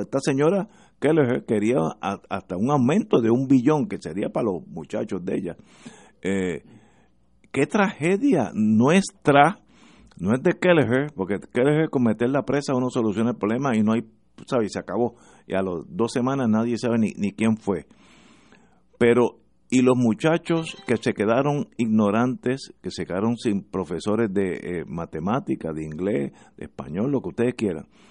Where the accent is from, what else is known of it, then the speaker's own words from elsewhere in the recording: Puerto Rico; los tres que estamos aquí somos puertorriqueños